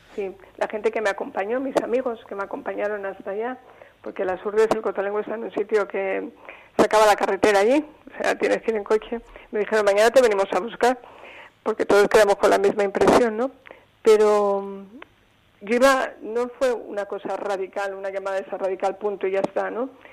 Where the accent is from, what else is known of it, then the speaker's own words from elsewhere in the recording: Salamanca, Castile and León, Spain; yo soy de Salamanca